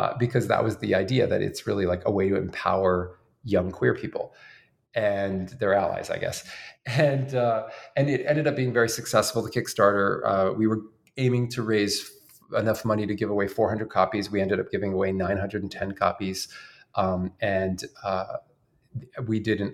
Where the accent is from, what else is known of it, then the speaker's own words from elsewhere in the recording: outside Philadelphia, Pennsylvania, United States; when I was growing up outside Philadelphia